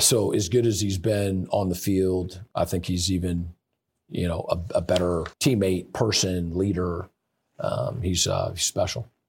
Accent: Seattle, Washington, United States; moved away as an adult; also born or lived in California / Indiana; now in Michigan, United States; I, I moved away from Seattle, Washington when I was eighteen

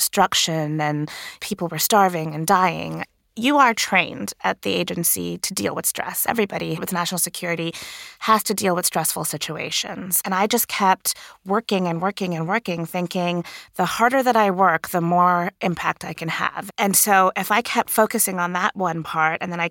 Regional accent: Sri Lanka; now in United States; I grew up in Sri Lanka, which is a country that has been war-torn for many decades

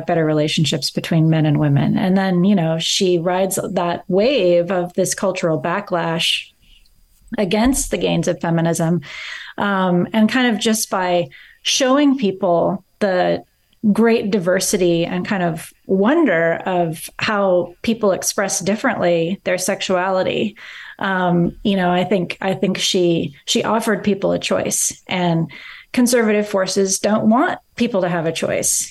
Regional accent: Eugene, Oregon, United States; I grew up in Eugene, Oregon

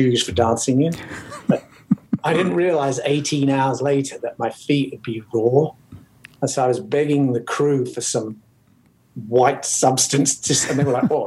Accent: England, United Kingdom; now in United States; as English

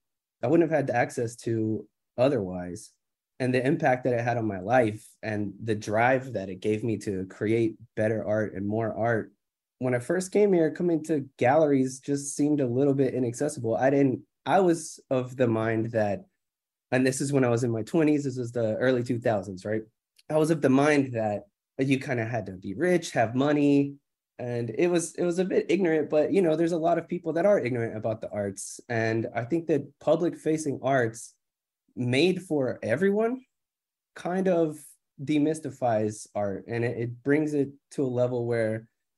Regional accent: Decatur, Alabama, United States; now in Atlanta, United States; I was coming from Decatur, Alabama

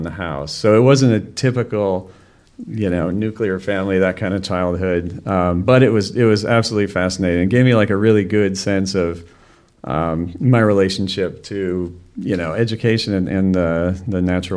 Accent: Wisconsin, United States; also born or lived in Illinois; she moved my brother and I to Wisconsin

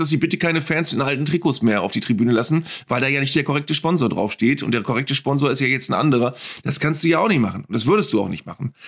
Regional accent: the North, Northern Germany, Germany; bei uns im Norden

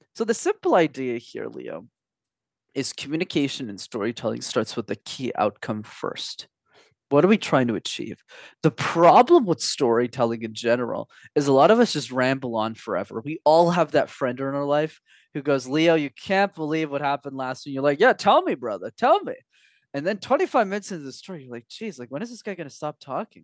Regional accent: Montreal, Quebec, Canada; first language English; from the ages of five to sixteen, I actu-, I studied in French because when you're in Montreal, you need to know how to speak the language

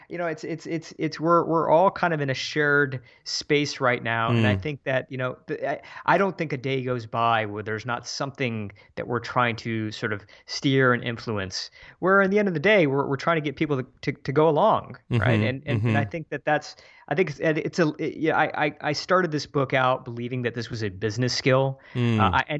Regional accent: Midwest, United States; we're both from the Midwest originally, and we just set up this new life for ourselves.

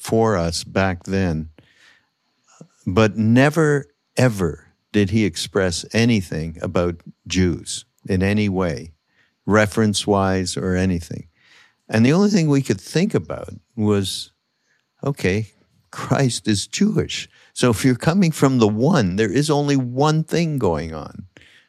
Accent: Montreal, Quebec, Canada; I grew up in Montreal, which, you know, French speaking, Quebec

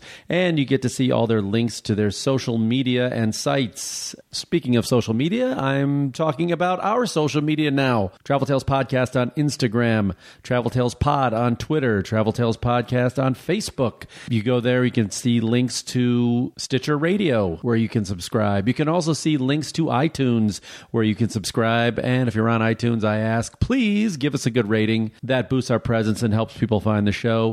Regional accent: outside of Chicago, Illinois, United States; I grew up outside of Chicago

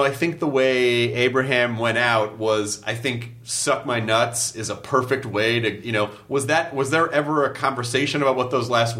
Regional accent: the South, United States; he was that guy you know, especially growing up in the South, like, oh, that's your uncle.

